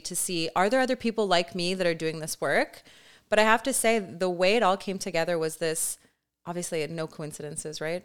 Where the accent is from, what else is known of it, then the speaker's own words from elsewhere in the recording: Canada; I'm also Canadian